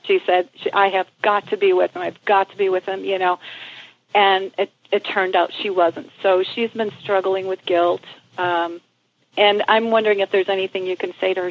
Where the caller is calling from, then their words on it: Glenwood, Illinois, United States; I'm calling from Glenwood, Illinois, which is close to Chicago.